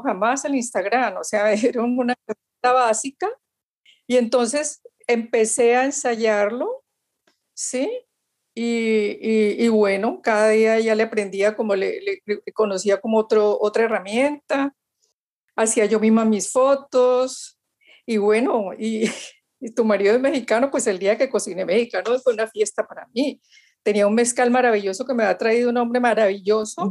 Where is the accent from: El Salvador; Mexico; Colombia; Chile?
Colombia; Valle del Cauca; nosotros los vallecaucanos